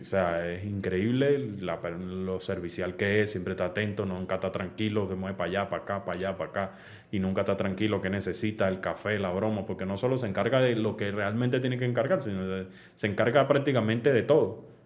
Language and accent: Spanish; Caracas, Capital District, Venezuela; yo nací en Caracas